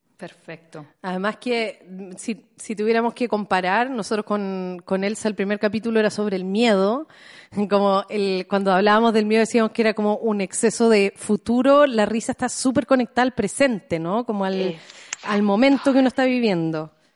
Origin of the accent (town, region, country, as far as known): Chile